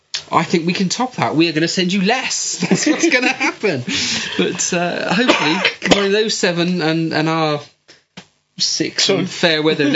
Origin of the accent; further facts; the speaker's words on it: West Country, South West England, United Kingdom; accent: West Country; I've got a West Country accent because I'm from the West Country.